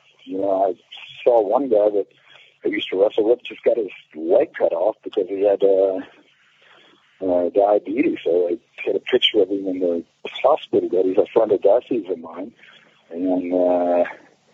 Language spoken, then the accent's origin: English; Cape Town, Western Cape, South Africa; moved away; in my hometown, Cape Town